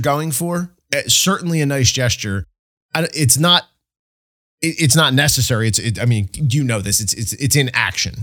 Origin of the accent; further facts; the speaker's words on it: State College, Pennsylvania, United States; my hometown, State College here